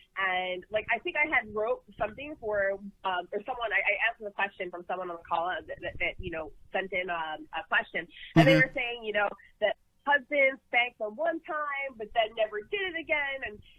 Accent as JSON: {"language": "English", "town": "Philadelphia", "region": "Pennsylvania", "country": "United States", "tie": "born or raised there", "said": "North Jersey. I grew up in Philadelphia."}